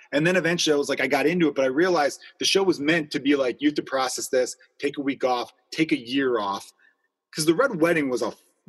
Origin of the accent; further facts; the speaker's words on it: Chicago, Illinois, United States; We grew up growing up in Chicago. So I'm like, is this just me being a Chicago kid right now?